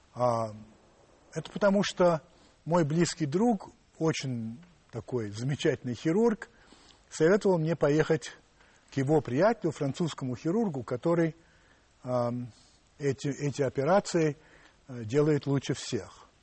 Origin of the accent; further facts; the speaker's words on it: Russia; да, я из России